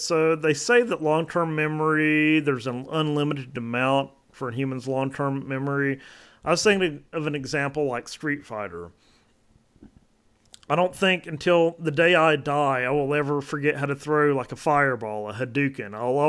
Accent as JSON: {"language": "English", "region": "Georgia", "country": "United States", "lives_now": "Oak Ridge, United States", "said": "But I'll just say I live in Oak Ridge, Tennessee. I'm from Georgia."}